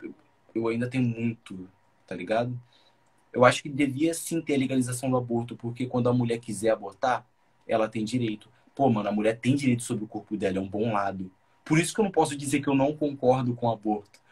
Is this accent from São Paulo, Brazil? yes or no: no; São Gonçalo, Rio de Janeiro, Brazil; Sou de São Gonçalo